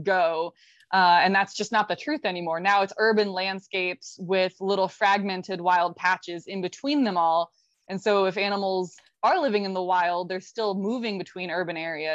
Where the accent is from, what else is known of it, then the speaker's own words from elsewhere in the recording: Florida, United States; moved away; I'm born and raised in Florida, so still count myself also as a Floridian